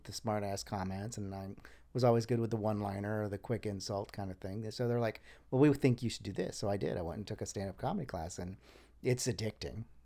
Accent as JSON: {"language": "English", "town": "New Smyrna Beach", "region": "Florida", "country": "United States", "tie": "born or raised there", "also_born_or_lived": "Panama City, Florida / Orlando, Florida", "said": "I grew up mostly in the Daytona New Smyrna Beach area"}